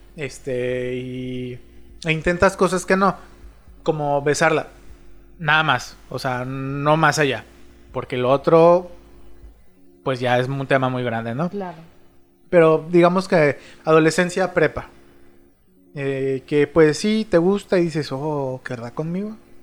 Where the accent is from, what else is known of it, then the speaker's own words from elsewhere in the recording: Mexico City, Mexico; soy chilango